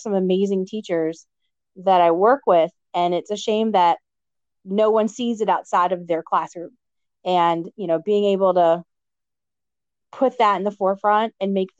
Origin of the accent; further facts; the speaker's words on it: Amelia County, Virginia, United States; I'm from Amelia County, okay. One stoplight, but, you know, great community.